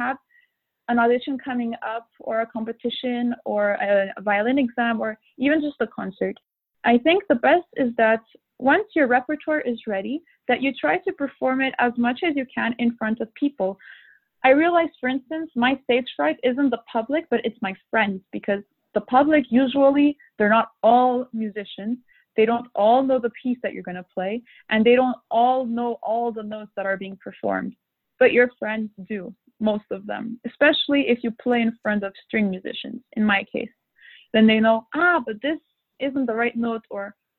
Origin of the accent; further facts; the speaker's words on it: Montreal, Quebec, Canada; now in Europe; I had a lot of concert opportunities and competitions in my hometown in Montreal